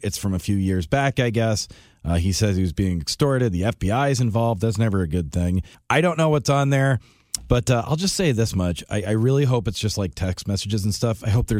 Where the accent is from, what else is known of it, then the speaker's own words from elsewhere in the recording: North Hampton, New Hampshire, United States; I grew up in Northampton. Love it.